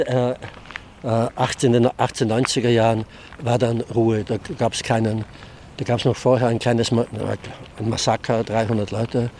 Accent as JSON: {"language": "German", "country": "Austria", "tie": "born or raised there", "moved": "yes", "lives_now": "Hannover, Germany", "said": "Ich bin eigentlich in Österreich aufgewachsen"}